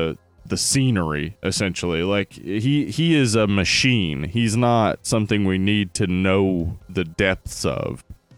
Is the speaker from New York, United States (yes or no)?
no; Boston, Massachusetts, United States; South of Boston. I'm from Southie.